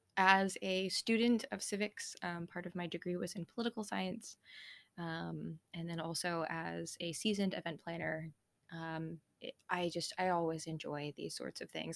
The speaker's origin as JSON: {"language": "English", "country": "United States", "tie": "born or raised there", "said": "being an American in the nineties"}